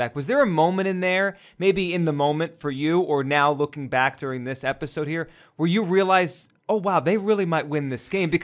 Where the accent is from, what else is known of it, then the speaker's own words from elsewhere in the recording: New Jersey, United States; also born or lived in Pennsylvania; I grew up in New Jersey